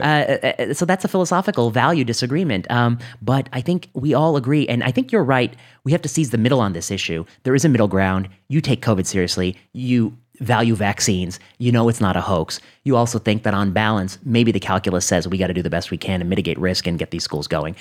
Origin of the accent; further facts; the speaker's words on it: Northwest Indiana, United States; I grew up in Northwest Indiana